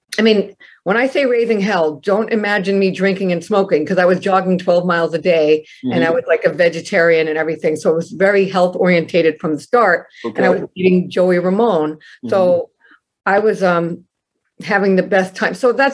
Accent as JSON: {"language": "English", "region": "Connecticut", "country": "United States", "tie": "born there", "also_born_or_lived": "Maine / Tennessee / Rhode Island", "lives_now": "New Jersey, United States", "said": "I mean, I was born in Connecticut, and then we moved to Maine, Bath, Maine, Brunswick, Maine, and my parents kept splitting up, so we went to Tennessee, and then Newport, Rhode Island"}